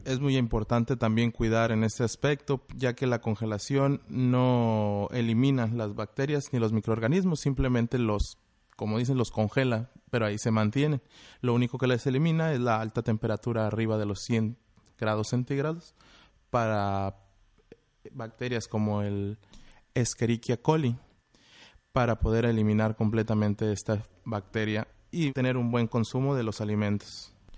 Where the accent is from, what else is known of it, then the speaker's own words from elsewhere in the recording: Monterrey, Nuevo León, Mexico; moved away as an adult; now in Tijuana, Mexico; Vengo de Monterrey, Nuevo León, y allá me estuve preparando en el Instituto Regiomontano de Hotelería